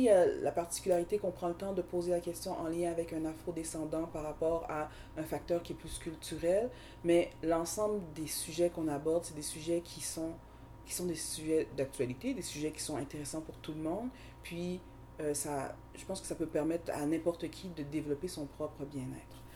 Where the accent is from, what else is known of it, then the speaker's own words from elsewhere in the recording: Haiti; Mais moi, mes deux parents euh, sont haïtiens. Alors, euh, je suis originaire d'Haïti.